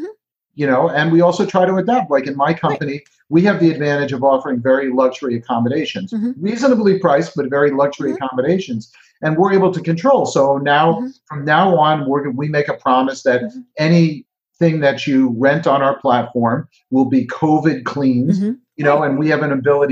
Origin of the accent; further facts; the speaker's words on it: New Jersey, United States; I'm Jersey. We have the best pizza. I'm from Jersey